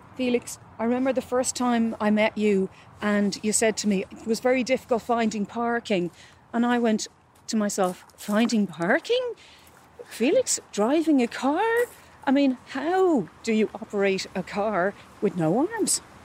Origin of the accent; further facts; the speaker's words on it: Glenageary, Leinster, Ireland; moved away as an adult; now in Lyon, France; originally I'm from Glenageary, County Dublin